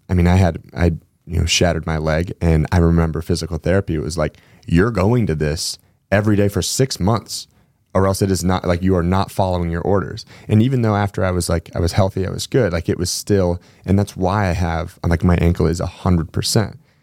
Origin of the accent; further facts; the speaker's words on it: Spokane, Washington, United States; now in Gig Harbor, United States; we grew up together in Spokane before I moved over to the gig harbor side